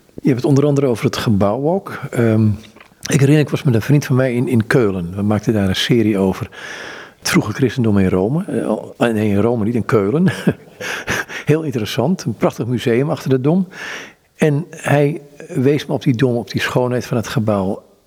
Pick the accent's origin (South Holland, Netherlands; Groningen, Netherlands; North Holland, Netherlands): North Holland, Netherlands; Amsterdam; ik ben Amsterdammer